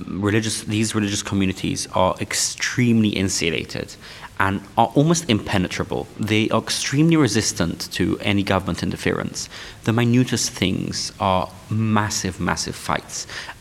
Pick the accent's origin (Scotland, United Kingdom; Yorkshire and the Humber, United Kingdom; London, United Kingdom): London, United Kingdom; born or raised there; English is a second language